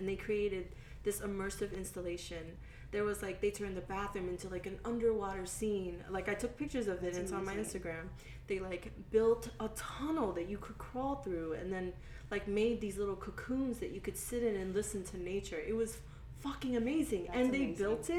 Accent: the South, United States; This is in my hometown. And like, people always give me shit about like being like raised in the South

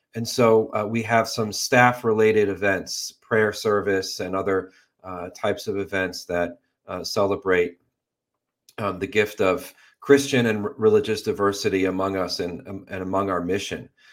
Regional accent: Western Massachusetts, United States; Western Massachusetts where I grew up

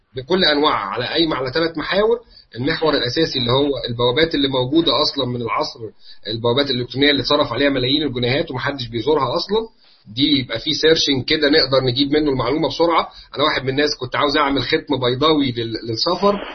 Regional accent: Egypt; عندنا في مصر

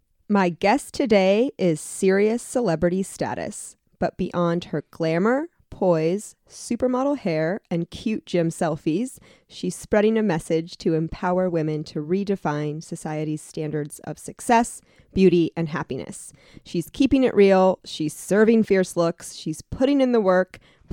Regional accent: Atlantic City, New Jersey, United States; born there; I was born in Atlantic City.

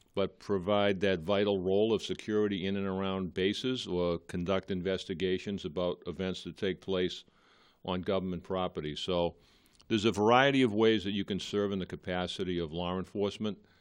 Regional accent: Malden, Massachusetts, United States; I'm a lifelong resident of Malden. I grew up in Edgeworth, still live there.

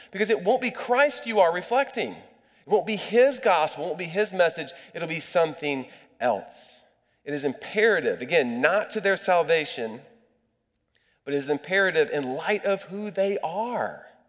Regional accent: United States; As an American

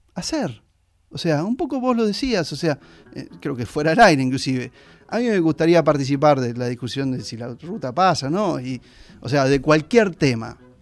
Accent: Argentina; como gilenses, como argentinos, como americanos

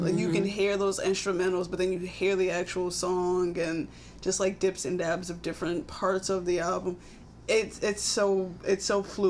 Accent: New Haven, Connecticut, United States; I'm from New Haven.

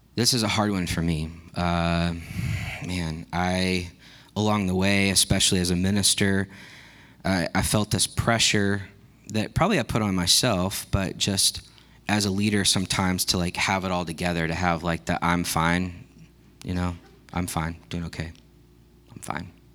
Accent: Texas, United States; I grew up in Texas

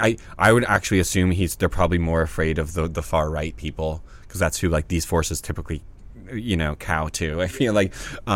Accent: the South, United States; I grew up in the South.

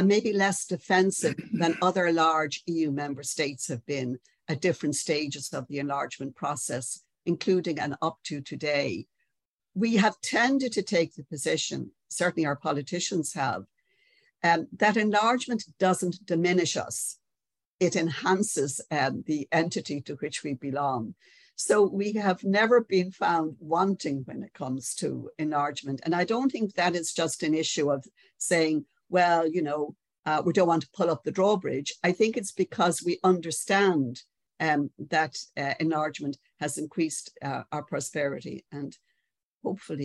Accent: Ireland; we mightn't like to notice this as Irish people

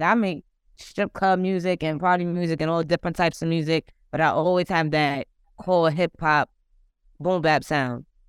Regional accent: New York City, New York, United States; I'm from Queens

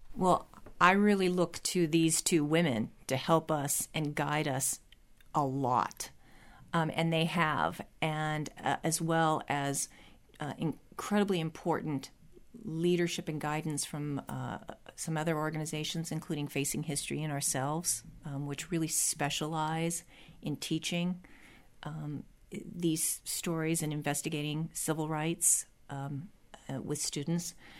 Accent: California, United States; a Californian who, I thought I knew my history

